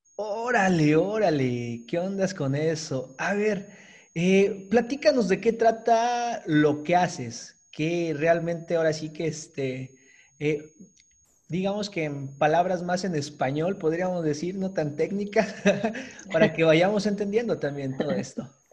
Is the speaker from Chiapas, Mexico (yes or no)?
yes; Chiapas, Mexico; nosotros somos del estado de Chiapas. Eh, acá en el sur de, la República Mexicana.